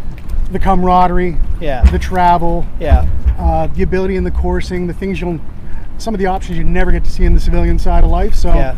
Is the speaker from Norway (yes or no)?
no; Miramichi, New Brunswick, Canada; moved away as an adult; now in Halifax, Canada; a Petty Officer Second Class, Senior Sonar Tech on board Windsor, and originally from the Miramichi.